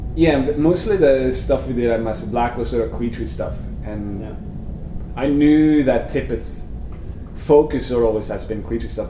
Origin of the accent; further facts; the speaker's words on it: Vestfold, Norway; moved away as an adult; also born or lived in Sandefjord, Norway; now in United States; I'm from Norway. I was born in a small country town called uh, Kodar, and uh, when I was maybe 13 or 14, we moved to the city Sandefjord. That's sort of where I grew up.